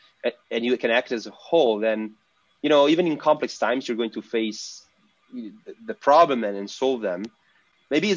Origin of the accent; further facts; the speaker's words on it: Italy; we are from Italy